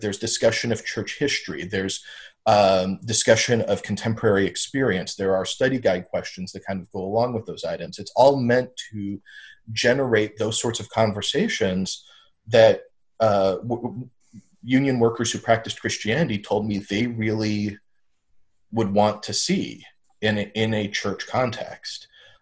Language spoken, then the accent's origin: English; Kansas, United States; I was being born and raised in Kansas